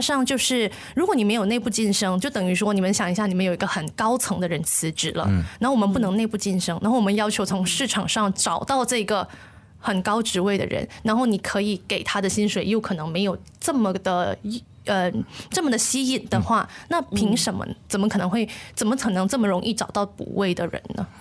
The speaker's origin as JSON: {"language": "Chinese", "country": "Malaysia", "said": "总是在跟别人介绍马来西亚的时候，我们说，哎，这是一个多元文化的国家"}